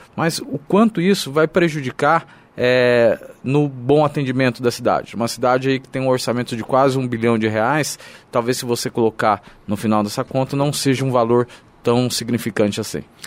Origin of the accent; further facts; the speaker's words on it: São José dos Campos, São Paulo, Brazil; moved away as an adult; now in Jacareí, Brazil; nasci em São Paulo, minha vida. É, meus pais moram em São José dos Campos, é, minha vida inteira foi aqui em São José dos Campos